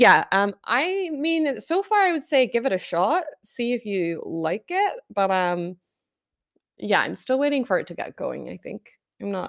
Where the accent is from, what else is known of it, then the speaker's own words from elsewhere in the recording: Scotland, United Kingdom; I'm so Scottish.